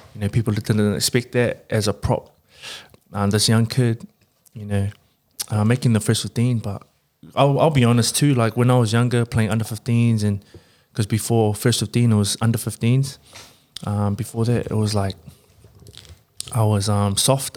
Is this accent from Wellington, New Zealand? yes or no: yes; Porirua, Wellington, New Zealand; moved away as an adult; I grew up in Purirua and then I, I lived in the city, um, for school and then kind of moved back